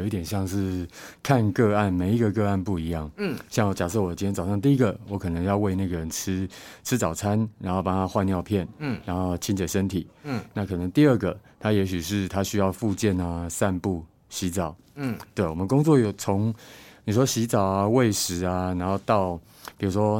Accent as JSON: {"language": "Chinese", "region": "Hualien County", "country": "Taiwan", "moved": "as an adult", "lives_now": "Changhua, Taiwan", "said": "当时我搬来彰化嘛，我是花莲人"}